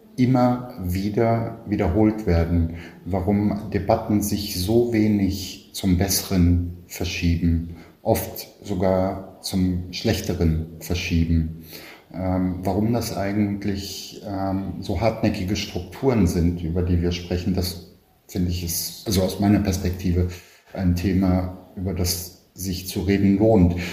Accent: Berlin, Germany; Ich bin in Westberlin geboren, in Kreuzberg, und war die ersten vier Jahre in einer wie es damals hieß, Ausländerregelklasse zur Schule gegangen

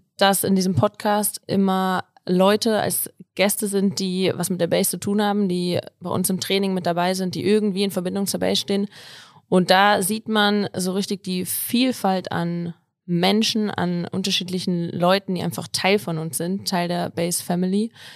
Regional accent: Kassel, Hesse, Germany; moved away as an adult; now in Innsbruck, Austria; komme eigentlich ursprünglich aus Kassel

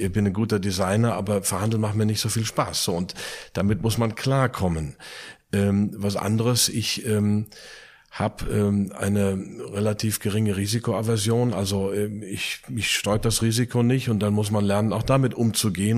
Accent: Plettenberg, North Rhine-Westphalia, Germany; also born or lived in United States; now in Eifel, Germany; Jetzt die Eifel, geboren in Plettenberg, Sauerland

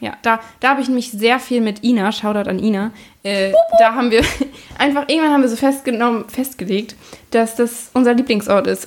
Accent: Lübeck, Schleswig-Holstein, Germany; ich komme aus Lübeck

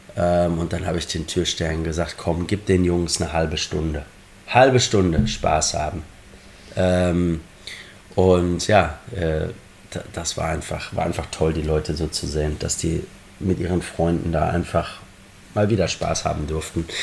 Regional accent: Germany; born or raised there; now in Liverpool, United Kingdom

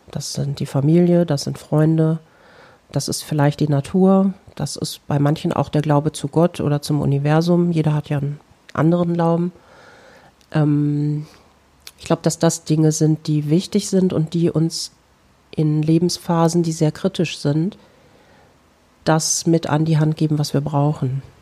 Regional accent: North Rhine-Westphalia, Germany; meine alte Heimat ist das Lipperland. Ich entstamme einer der drei ältesten lippischen Familien.

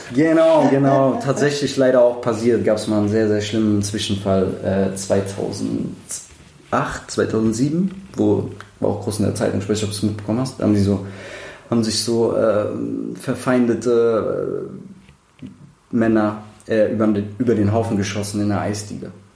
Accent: Rüsselsheim, Hesse, Germany; moved away as an adult; ich ähm, komme ursprünglich aus dem wunderschönen Rüsselsheim am Main

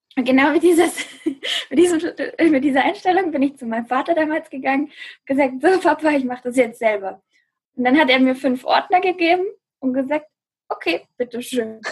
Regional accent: near Stuttgart, Baden-Württemberg, Germany; ich bin aus der Nähe von Stuttgart, bin ich aufgewachsen

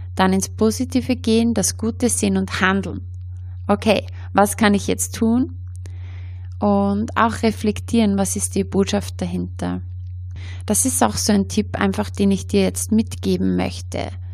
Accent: Austria; bei uns in Österreich

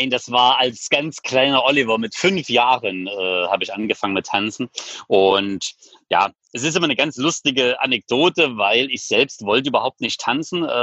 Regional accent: Leipzig, Saxony, Germany; Ich komme aus Leipzig.

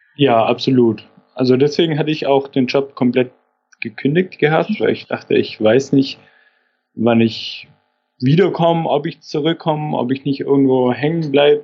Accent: Stuttgart area, Baden-Württemberg, Germany; now in Rostock, Germany; ich komme aus der Ecke von Stuttgart

